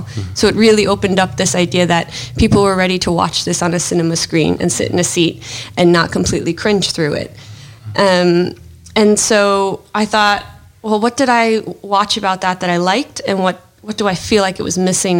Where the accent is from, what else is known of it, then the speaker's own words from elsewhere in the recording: United States; being American